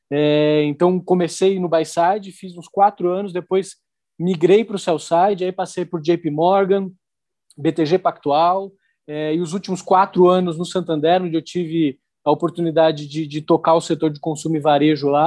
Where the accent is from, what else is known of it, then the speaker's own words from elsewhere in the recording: São Paulo, Brazil; eu sou paulistano, um dos bairros mais tradicionais de São Paulo